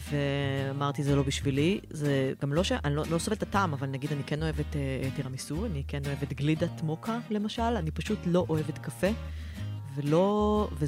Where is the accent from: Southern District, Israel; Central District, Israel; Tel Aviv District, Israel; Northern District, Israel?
Tel Aviv District, Israel; Tel Aviv; אני אה, מתל אביב, עובדת בהייטק במייקרוסופט, אה, שני ילדים.